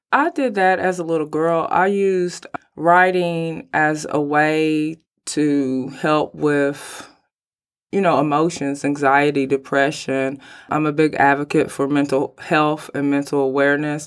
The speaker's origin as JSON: {"language": "English", "town": "Mount Sterling", "region": "Kentucky", "country": "United States", "tie": "born or raised there", "lives_now": "Lexington, United States", "said": "I'm originally from Mount Sterling, Kentucky, and then I moved here to Lexington, Kentucky."}